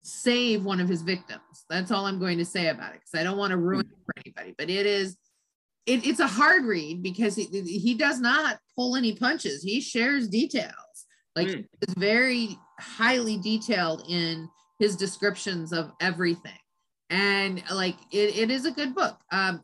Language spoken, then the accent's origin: English; California, United States; I grew up in Southern California.